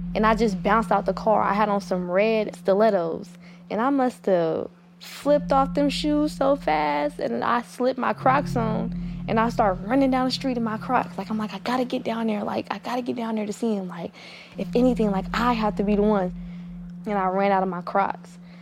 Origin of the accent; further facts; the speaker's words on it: Oakland, California, United States; I'm from East Oakland, California.